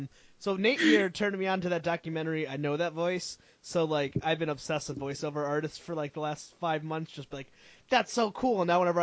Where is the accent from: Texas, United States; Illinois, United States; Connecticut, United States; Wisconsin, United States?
Connecticut, United States; I grew up in Connecticut with like a house and a yard and like normalcy, that kind of thing.